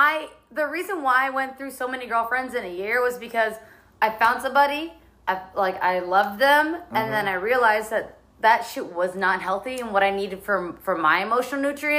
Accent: San Diego, California, United States; I'm from San Diego

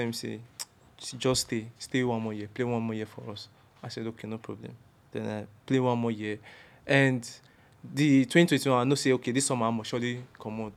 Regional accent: Benin City, Edo, Nigeria; moved away as an adult; I was born and brought up in Benin

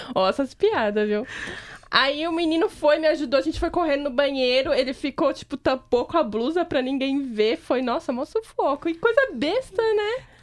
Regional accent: Brazil; eu sou brasileira

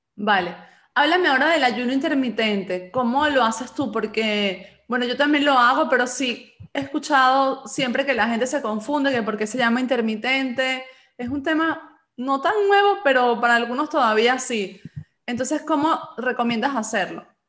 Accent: Galicia, Spain; yo nací en Galicia y aquí somos de leche

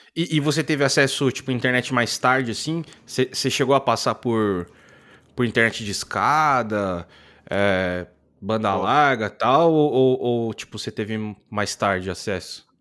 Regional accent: interior of São Paulo state, Brazil; eu sou do interior de São Paulo

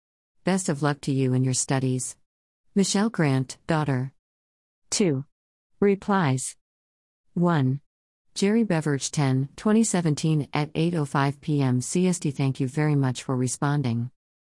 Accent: Seoul, South Korea; born there; I am 50 years old and I was born in Seoul, Korea, as most of the rest of my siblings.

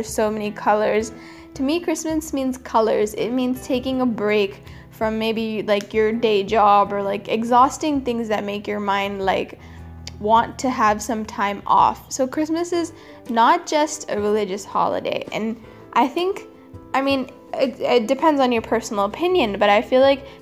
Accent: California, United States; now in Chennai, India; growing up in California

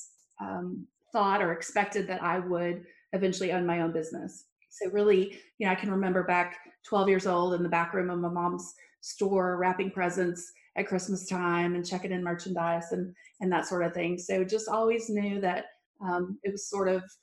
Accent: Abilene, Texas, United States; I grew up in Abilene, Texas

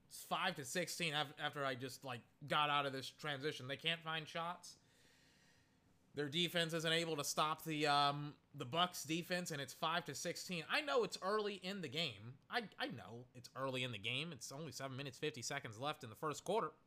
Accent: United Kingdom; I'll just sound pretentious, and essentially that's a part of being British.

